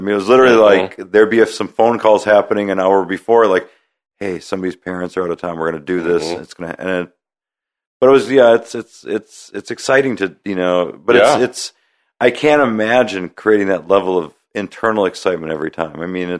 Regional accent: Midwest, United States; I grew up in the Midwest.

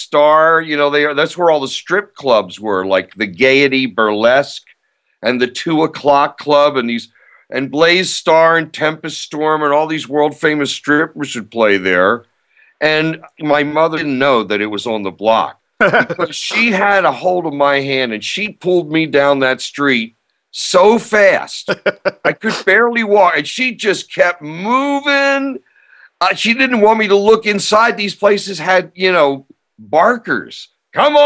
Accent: Baltimore, Maryland, United States; moved away; also born or lived in Bay Area; when I was growing up in Baltimore

